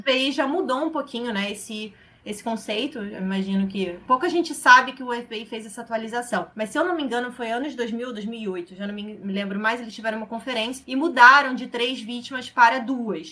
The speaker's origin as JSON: {"language": "Portuguese", "region": "Rio de Janeiro", "country": "Brazil", "said": "sou aqui do Rio de Janeiro"}